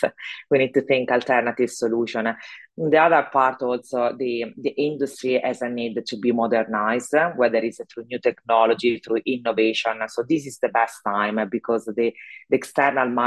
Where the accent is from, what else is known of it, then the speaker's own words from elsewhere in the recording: Italy; accent: Italian; English is a second language; moved away as an adult; also born or lived in Zurich, Switzerland / London, United Kingdom; now in Houston, United States; I'm actually Italian, so my accent probably give it away. And I left Italy 25 years ago